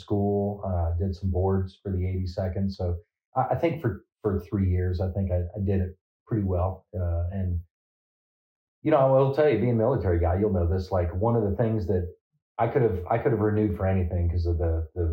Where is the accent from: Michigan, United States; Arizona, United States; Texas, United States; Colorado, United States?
Arizona, United States; Phoenix; moved away as an adult; also born or lived in Sacramento, California / Colton, California / San Bernardino, California; I was born in Sacramento, California. I claim Phoenix, Arizona, although I went to high school in California